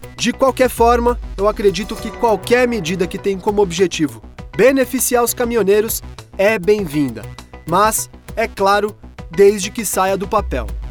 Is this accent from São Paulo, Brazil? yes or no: no; Arapongas, Paraná, Brazil; tenho 53 anos, sou da cidade de Arapongas do Paraná